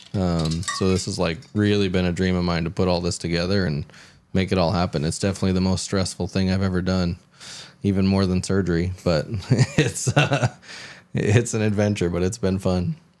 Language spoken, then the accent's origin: English; Houston, Texas, United States; I grew up in the South, mostly in Houston